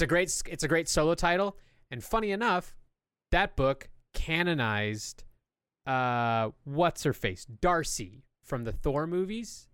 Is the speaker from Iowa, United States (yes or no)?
no; California, United States; I grew up in California